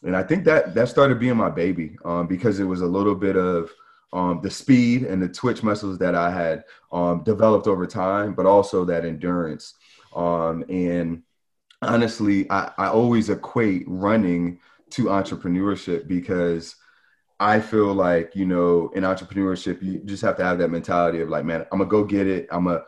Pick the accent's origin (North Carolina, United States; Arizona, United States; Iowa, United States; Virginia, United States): North Carolina, United States; Charlotte; also born or lived in New York; So I'm actually originally from New York, but I did grow up in Charlotte.